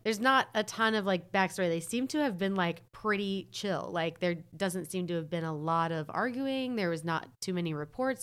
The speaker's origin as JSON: {"language": "English", "region": "North Carolina", "country": "United States", "said": "I'm from North Carolina"}